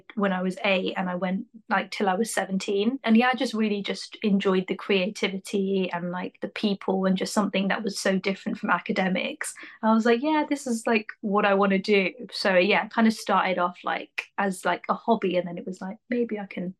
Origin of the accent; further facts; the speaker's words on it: Wembley, London, United Kingdom; moved away as an adult; also born or lived in Preston / Leicester; now in Manchester, United Kingdom; I grew up in Wembley and I lived there like most of my life